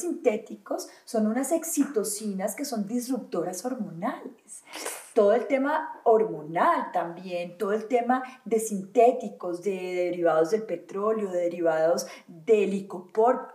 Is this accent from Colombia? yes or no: yes; Valle del Cauca, Colombia; also born or lived in Antioquia (paisa); Yo me crié en el Valle del Cauca, yo soy paisa, pero me fui